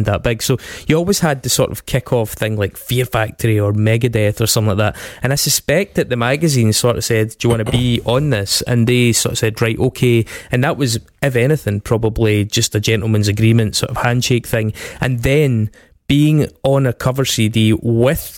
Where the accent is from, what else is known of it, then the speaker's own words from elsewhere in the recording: Scotland, United Kingdom; being Scottish